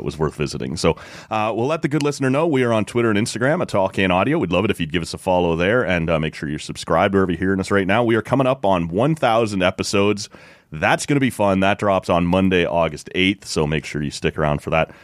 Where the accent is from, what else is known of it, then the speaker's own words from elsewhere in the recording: Oshawa, Ontario, Canada; where I grew up in Oshawa.